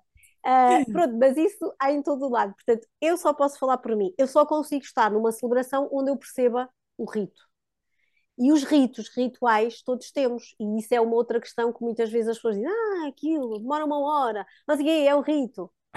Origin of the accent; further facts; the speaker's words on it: Diocese of Guarda, Centro, Portugal; moved away; also born or lived in Coimbra; nós somos da Diocese da Guarda. Na altura já vivíamos em Coimbra, mas tínhamos ainda alguma ação na nossa, que foi sempre a nossa Diocese, de berço